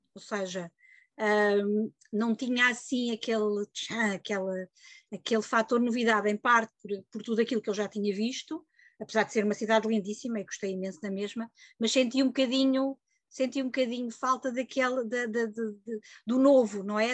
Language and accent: Portuguese; Lisbon, Portugal; moved away as an adult; now in Santarém, Portugal; nasci e vivi quase sempre em Lisboa